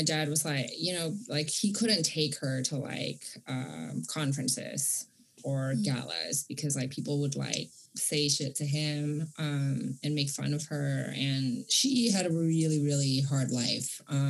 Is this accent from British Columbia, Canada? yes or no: yes; Vancouver, British Columbia, Canada; So it was hard for me growing up in Vancouver because my family was like super working class, like actually like below poverty line, and sort of like the other Indonesians are like wealthy